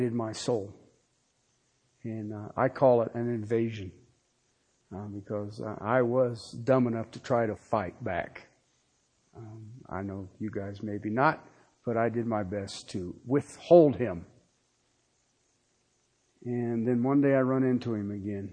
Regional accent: Ohio, United States; I was from Ohio.

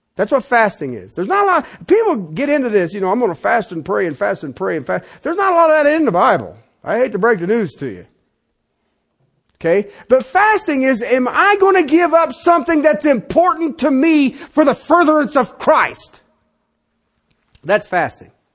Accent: United States; I was born in the United States

